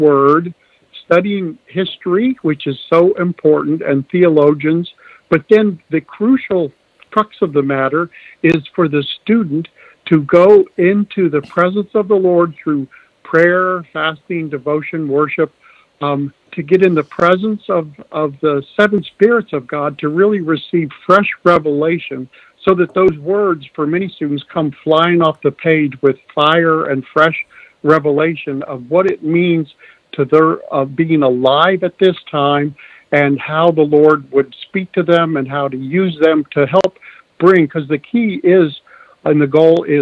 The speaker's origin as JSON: {"language": "English", "region": "Midwest", "country": "United States", "tie": "born or raised there", "also_born_or_lived": "New England / Virginia", "moved": "yes", "said": "I grew up in the Midwest, worked on farms a lot"}